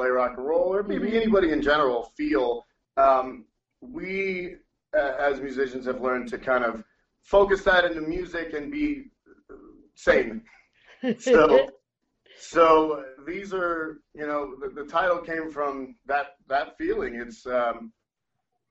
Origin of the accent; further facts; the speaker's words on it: Laredo, Texas, United States; now in San Antonio, United States; I'm from Laredo, and which is even further south, and I moved up here to San Antonio.